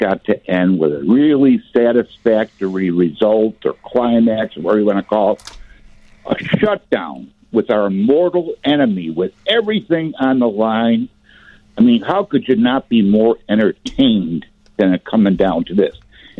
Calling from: Palatine, Illinois, United States; Hey, I'm from Palatine.

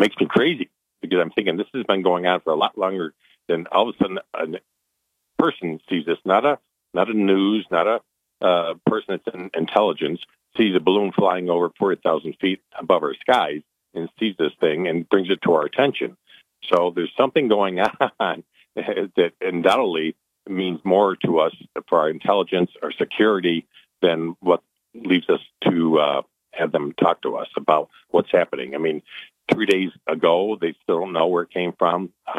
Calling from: Italy; No, I'm actually from calling you from Italy.

